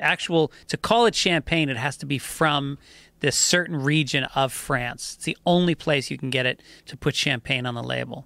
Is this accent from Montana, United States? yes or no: no; Hudson River, New York, United States; I grew up on the Hudson River.